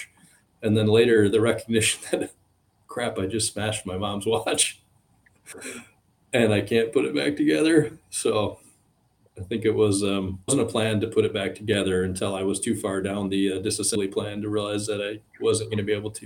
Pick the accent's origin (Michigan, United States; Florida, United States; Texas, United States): Michigan, United States; West; born and raised in West Michigan